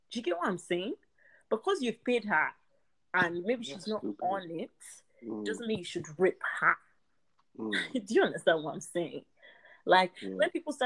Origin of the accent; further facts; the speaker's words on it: Nigeria; I'm Nigerian